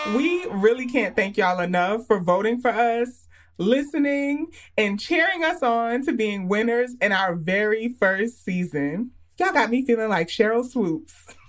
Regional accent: New York, United States; I'm from New York

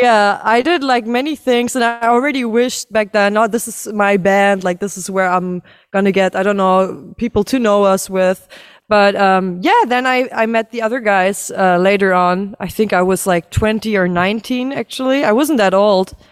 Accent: Berlin, Germany; all of us born and raised in Berlin, actually. Still live in Berlin

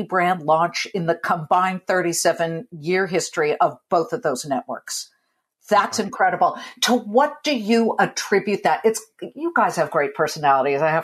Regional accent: California, United States; I'm a Californian. I have zero accent. A little bit of Canadian because my folks came from Canada

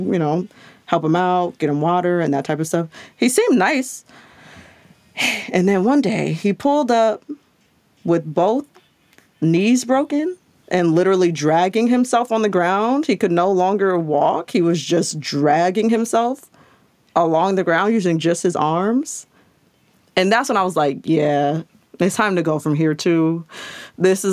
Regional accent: Long Beach, California, United States; also born or lived in Santa Cruz, California / Los Angeles, California; I'm from Long Beach, which is LA County.

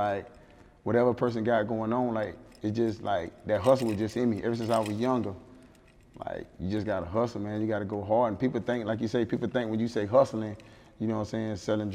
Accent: Miami, Florida, United States; now in Atlanta, United States; I'm from Miami. Like, I'm from Liberty City, Scott Project. So that's like the heart of Miami. So like growing up in Scott Project

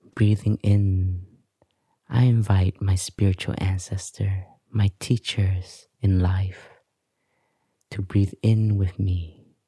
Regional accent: Canada; moved away; also born or lived in Vietnam; I grew up in Canada and, um, I grew up with complexes also because my parents were from Vietnam

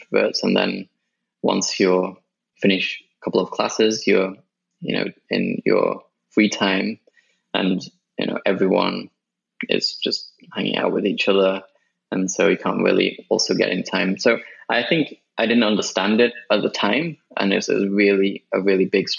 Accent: Sheffield, Yorkshire and the Humber, United Kingdom; also born or lived in Japan / Birmingham; I grew up in the UK, and I was in a city called Sheffield for most of my childhood

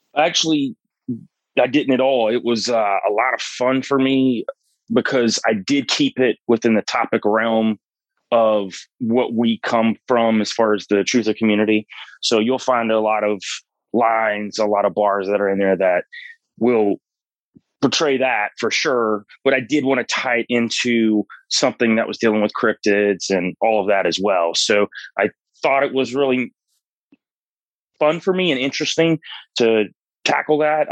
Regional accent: North Georgia mountains, United States; I grew up in the North Georgia mountains

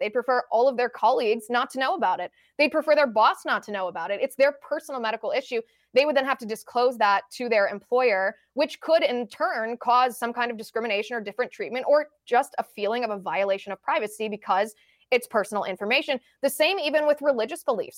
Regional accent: United States; as an American citizen

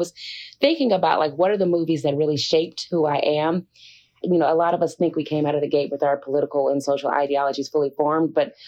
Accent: Houston, Texas, United States; moved away as an adult; now in Los Angeles, United States; I am from Houston, Texas, which is where I am right now.

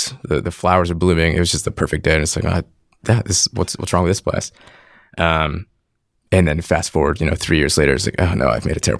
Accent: Connecticut, United States; I grew up in Connecticut, a small little town. You'd never heard of it.

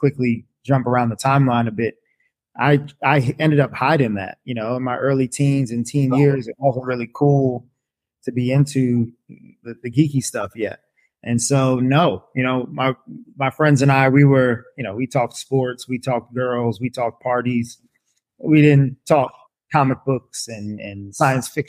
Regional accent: Montclair, New Jersey, United States; I'm born and raised in northern New Jersey. I'm still here. I grew up in Montclair, New Jersey

